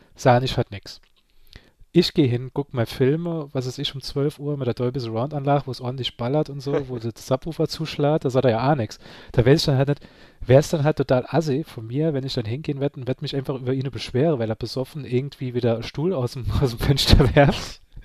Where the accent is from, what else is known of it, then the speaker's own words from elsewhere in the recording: Saarland, Germany; ich bin ein Saarländer